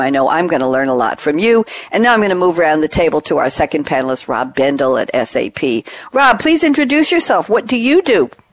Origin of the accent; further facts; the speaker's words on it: Long Island, New York, United States; moved away as an adult; now in Durham, United States; I grew up on Long Island